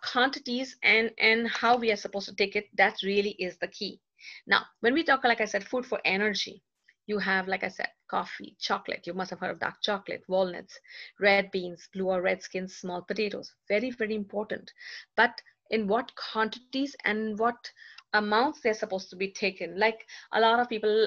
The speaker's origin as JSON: {"language": "English", "country": "India", "said": "I'm being Indian myself, I love tea."}